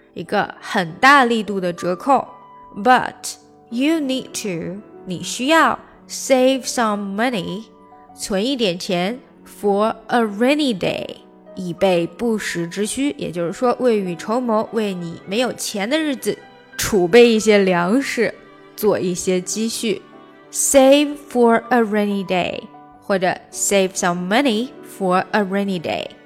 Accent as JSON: {"language": "Chinese", "country": "China", "said": "我们中国人"}